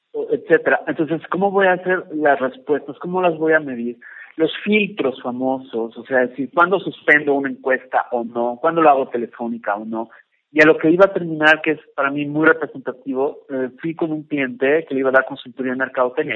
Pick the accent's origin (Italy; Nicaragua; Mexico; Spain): Mexico; yo soy mexicano, más mexicano que el mole